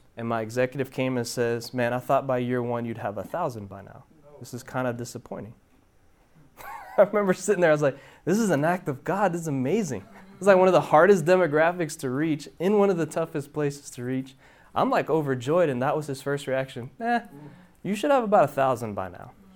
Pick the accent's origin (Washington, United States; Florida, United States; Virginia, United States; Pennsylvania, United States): Florida, United States; Miami; moved away as an adult; now in Hendersonville, United States; originally, I'm from Miami, Florida. Um, child of Cuban immigrants. My parents were born in Cuba. I was born in Miami, Florida.